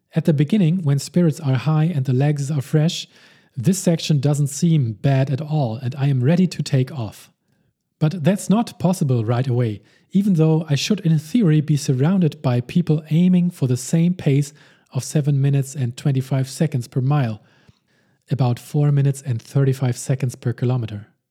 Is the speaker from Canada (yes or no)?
no; Hamburg, Germany; also born or lived in Saarbrücken; my hometown of Hamburg, Germany